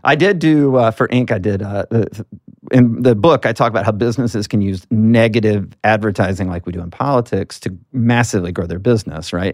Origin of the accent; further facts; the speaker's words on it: Alabama, United States; as a Southerner, I'm from Alabama